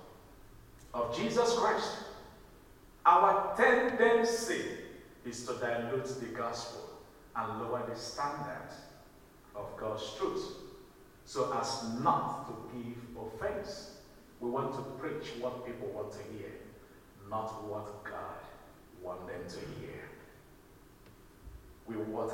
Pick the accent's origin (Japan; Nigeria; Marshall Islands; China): Nigeria; moved away; my home country, in Nigeria